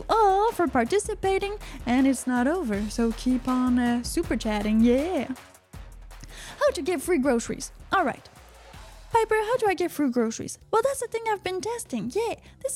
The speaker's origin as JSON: {"language": "English", "country": "Canada", "said": "I'm from Canada."}